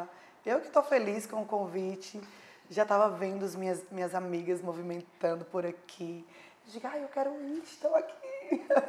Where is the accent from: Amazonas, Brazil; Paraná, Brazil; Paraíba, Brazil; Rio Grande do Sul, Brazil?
Paraíba, Brazil; Patos; minha vida ali pacata, pequenininha na minha cidade. Sou de Patos, Paraíba.